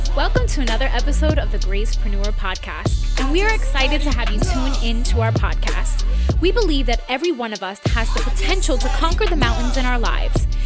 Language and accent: English; Newark, New Jersey, United States; I actually grew up in Newark, New Jersey, born and raised Newark, New Jersey.